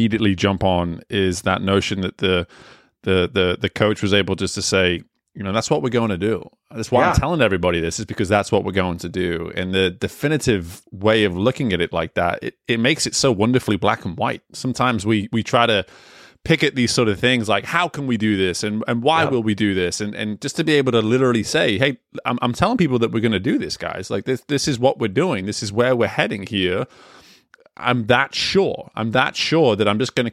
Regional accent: England, United Kingdom; moved away; growing up in England

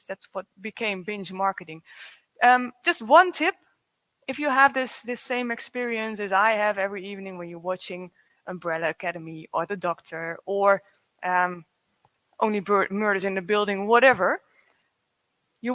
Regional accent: Zwolle, Overijssel, Netherlands; I'm from the Netherlands, from Zwolle, from the other end of the Netherlands

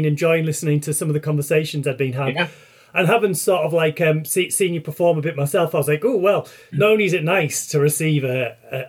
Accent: North East England, United Kingdom; also born or lived in Leeds; now in rural Yorkshire, United Kingdom; the northeast of England where I grew.

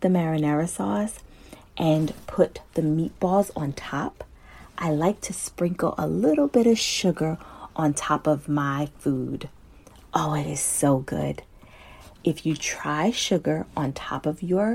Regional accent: New Jersey, United States; I am from New Jersey

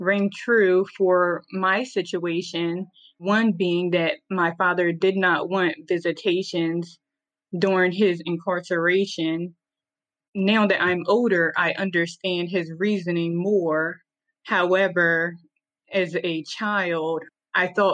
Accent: Lower Delaware, United States; also born or lived in Georgia; I was born and raised in Lower Delaware

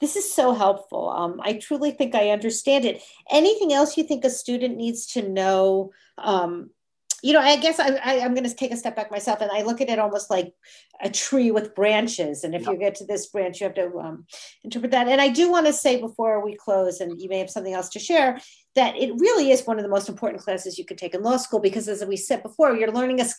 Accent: New Jersey, United States; in New Jersey, my home state

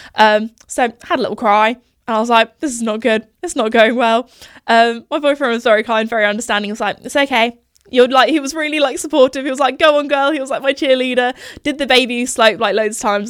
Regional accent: United Kingdom; accent: posh British; I think I go a little bit like even more posh with my accent

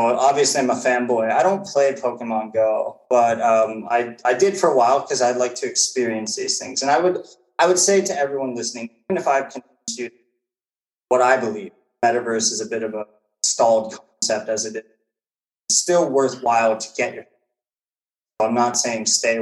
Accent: United States; as an American

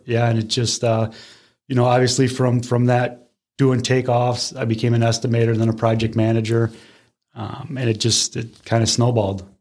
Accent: Parma, Ohio, United States; now in Brecksville, United States; I grew up in uh, Parma, born and raised

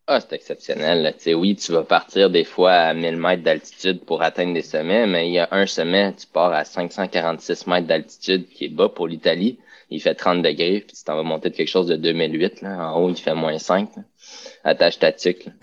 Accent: Rive-Nord, Quebec, Canada; je suis de la oh. Rive-Nord

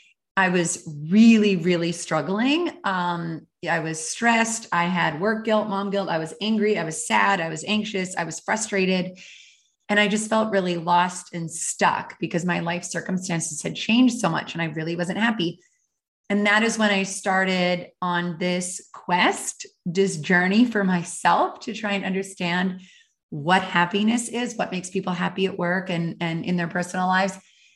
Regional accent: Calgary, Alberta, Canada; moved away as an adult; And I really rediscovered it sort of in my early 20s when I moved from Calgary, Alberta to Honolulu, Hawaii.

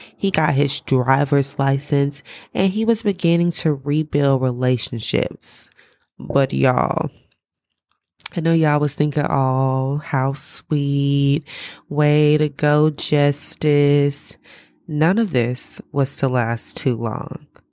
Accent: the South, United States; because I am from the South, I tend to be very, very slow with my speech

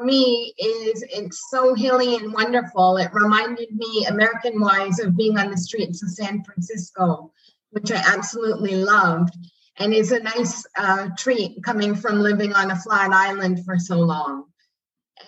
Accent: Canada; moved away as an adult; now in Ambergris Caye, Belize; personally being Canadian and Commonwealth

